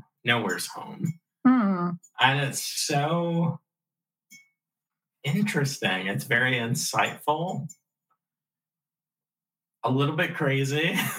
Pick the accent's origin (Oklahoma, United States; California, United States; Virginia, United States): Virginia, United States; also born or lived in New York City; I'm from New York City, but it's a closely held secret. I say I'm from Virginia because I was little. I was raised in Virginia.